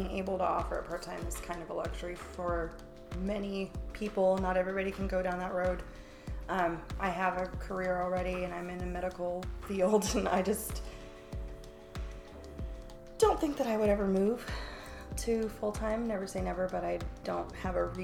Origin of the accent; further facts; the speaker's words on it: California, United States; I'm from California